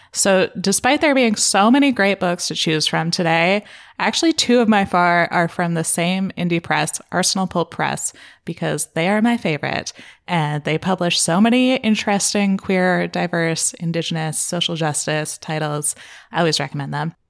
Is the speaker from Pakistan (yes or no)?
no; Canada; being Canadian